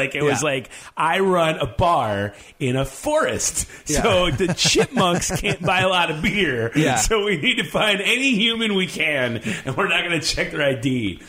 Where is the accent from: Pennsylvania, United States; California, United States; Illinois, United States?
Illinois, United States; Chicago; also born or lived in Evanston; I grew up in Chicago on the north side of the city, and then when I was 14, I moved to the first suburb north, which is called Evanston.